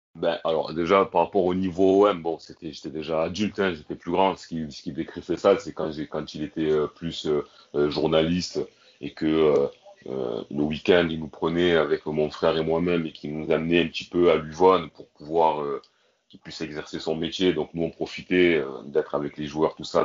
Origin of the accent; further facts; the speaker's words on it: Marseille, Provence-Alpes-Côte d'Azur, France; j'ai grandi à Marseille